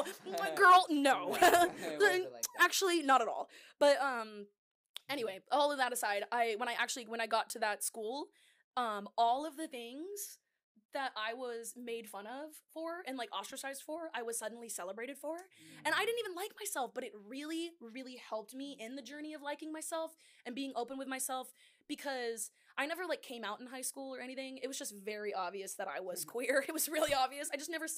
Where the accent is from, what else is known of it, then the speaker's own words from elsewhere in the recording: Moreno Valley, California, United States; moved away; I'm originally from Moreno Valley